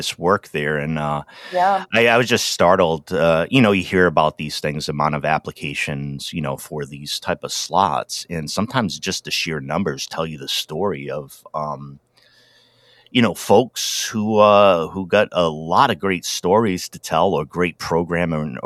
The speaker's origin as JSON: {"language": "English", "region": "Rhode Island", "country": "United States", "tie": "born or raised there", "also_born_or_lived": "Wisconsin", "moved": "yes", "lives_now": "Oregon, United States", "said": "I grew up in Rhode Island. Lived out in Wisconsin for quite some time and now out in Oregon."}